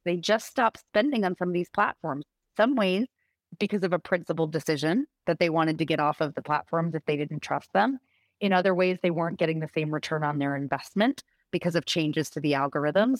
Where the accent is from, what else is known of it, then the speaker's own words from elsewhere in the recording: Rhode Island, United States; I live in Rhode Island. I'm from Rhode Island.